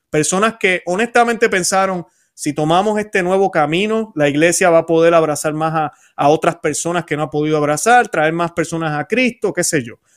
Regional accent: Puerto Rico; moved away as an adult; also born or lived in Florida; now in Orlando, United States; nací en Puerto Rico, me mudé hace unos 20, 22 años para aquí, para Florida

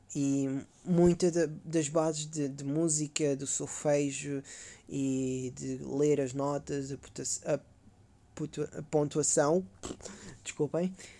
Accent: Caldas da Rainha, Leiria District, Portugal; now in Sofia, Bulgaria; sou das Caldas da Rainha

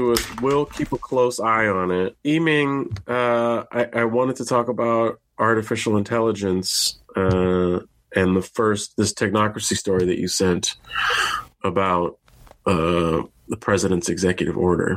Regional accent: California, United States; I grew up in California, in a normal place where they don't have giant animals like

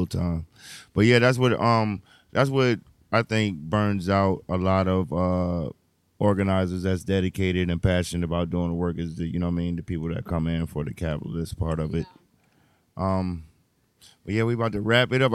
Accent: New Jersey, United States; now in New York, United States; I'm from Jersey, and I came out here

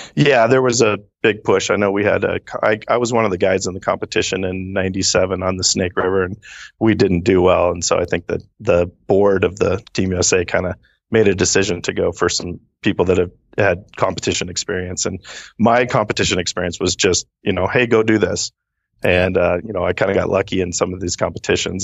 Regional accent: Seattle, Washington, United States; also born or lived in Redmond, Washington; born and raised in the Seattle area

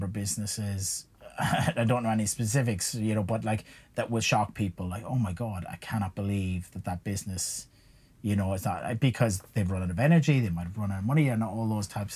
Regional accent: Ireland; accent: Irish; moved away

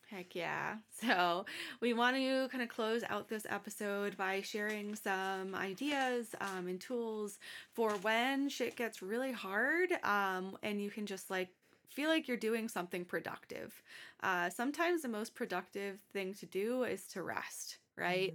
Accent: Massachusetts, United States; I'm from Massachusetts

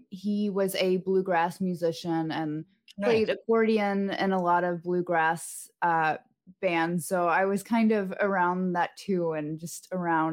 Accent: Knoxville, Tennessee, United States; moved away as an adult; also born or lived in Birmingham, Alabama; now in Nashville, United States; So I was born in Alabama. When I was about 8, my parents split and I moved with my mom to Knoxville. So I usually say I'm from Knoxville when people ask me, because that's the majority of where I spent growing up and my childhood

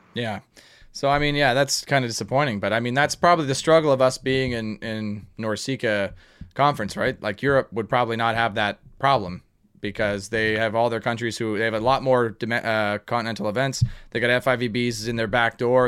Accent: Canada; we're Canadian, eh? Like we can handle the cold

